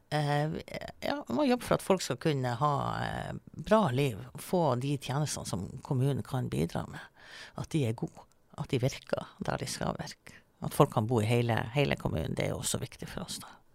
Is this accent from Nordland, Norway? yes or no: yes; Melbu, Nordland, Norway; now in Svolvær, Norway; jeg kommer fra Melbu. Eh, men jeg flytta jo faktisk til Svolvær i 96